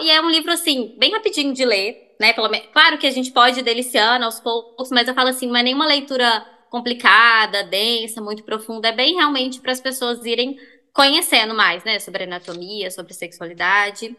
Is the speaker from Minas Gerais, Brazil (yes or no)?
yes; Belo Horizonte, Minas Gerais, Brazil; eu sou de BH mesmo, nasci em BH